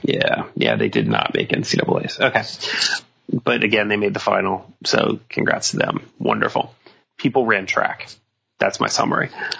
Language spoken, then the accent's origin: English; Canada; I'm very Canadian. My fellow Canadian.